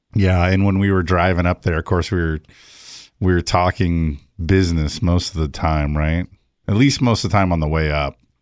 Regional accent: San Fernando Valley, California, United States; also born or lived in Big Bear, California / Central Coast, California; I was born in the San Fernando Valley

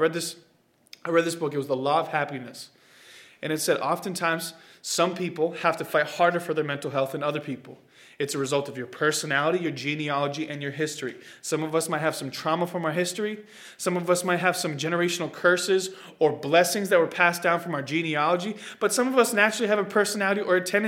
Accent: Boston, Massachusetts, United States; also born or lived in Oklahoma / Florida; I'm speaking as a Bostonian

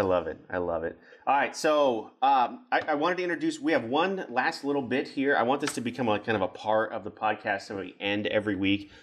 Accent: Kansas, United States; I grew up in Kansas

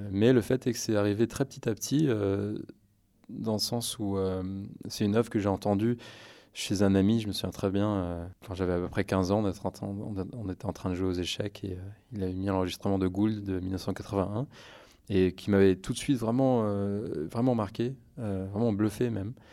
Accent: France; mes parents étaient, sont américains, mais j'ai vraiment, je suis né en France, j'ai fait toute ma scolarité dans le système français.

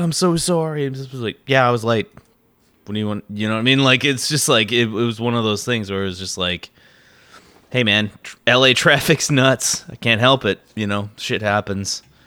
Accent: Midwest, United States; I grew up in the Midwest

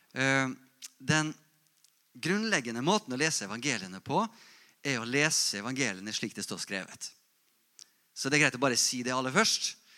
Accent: Molde, Møre og Romsdal, Norway; Jeg vokste opp i Misjonsforbundet, Molde misjonsmenighet

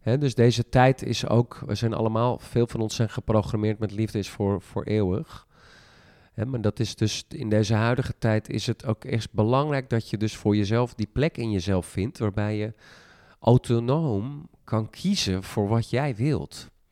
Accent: Friesland, Netherlands; ik kom uit Friesland

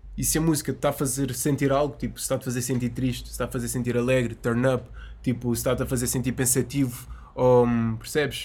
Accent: Azenhas do Mar, Lisbon, Portugal; eu sou das Azanhas e aquilo é uh. é mesmo ao lado. Eu passei a minha infância toda na praia

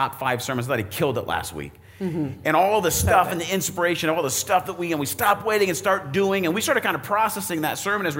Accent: Arizona, United States; now in Indiana, United States; I grew up in Arizona.

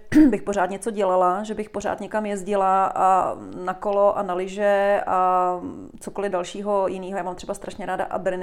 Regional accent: Prague, Czechia; V Praze, v Praze. na Jižním městě.

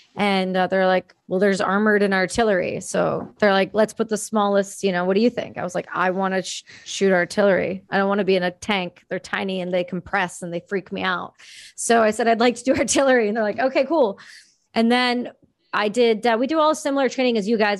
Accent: Ontario, Canada; moved away as an adult; now in Vancouver, Canada; I'm from Ontario

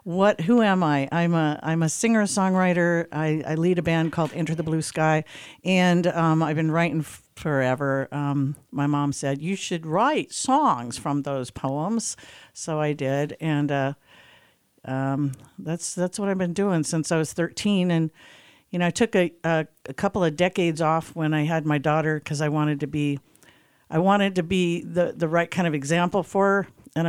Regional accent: Jacksonville, United States; born there; also born or lived in Hawaii; So I was born in Jacksonville, but my dad was in the Navy, so we came out here. I started school in Hawaii.

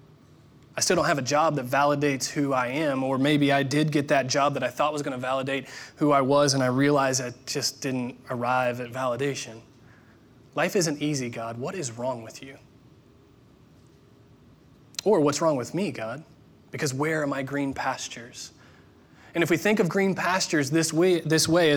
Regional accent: Indiana, United States; I'm from the Midwest, Indiana specifically

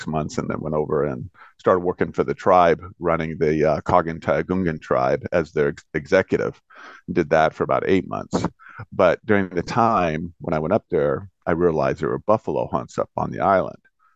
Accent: Bellevue, Washington, United States; I'm from Bellevue, Washington

